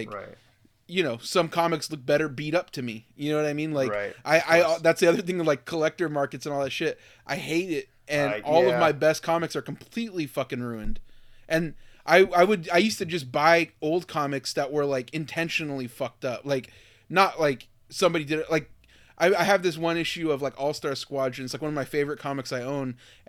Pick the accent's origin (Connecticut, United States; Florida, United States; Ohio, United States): Florida, United States; Miami; growing up in Miami, Florida, where you're just surrounded by those people